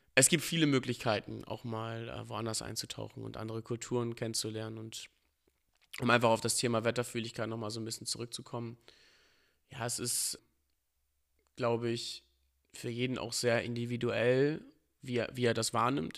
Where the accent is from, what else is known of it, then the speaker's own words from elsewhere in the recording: Northern Germany, Germany; Natürlich sieht man sich als Norddeutscher so. Also man ist ja auch damit aufgewachsen, mit allem, was hier dazugehört